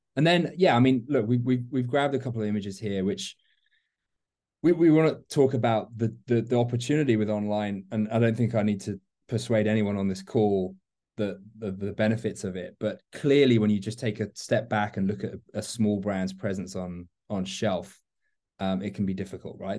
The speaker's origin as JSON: {"language": "English", "region": "London", "country": "United Kingdom", "also_born_or_lived": "Miami", "moved": "as an adult", "lives_now": "Atlanta, United States", "said": "I'm a Londoner transplanted to uh, Miami with during my Bacardi days, and then now find myself in Atlanta"}